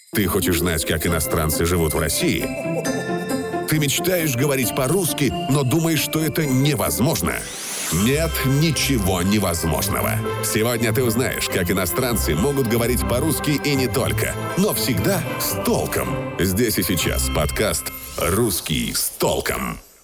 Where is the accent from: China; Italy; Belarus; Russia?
China; northern China; Мой родной город находится на севере